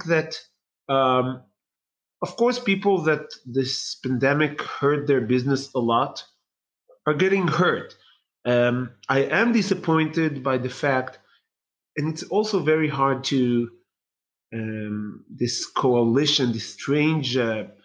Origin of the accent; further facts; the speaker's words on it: Bnei Brak, Tel Aviv District, Israel; when I grew up in Bnei Brak was, the majority there was ultra-Orthodox Haredi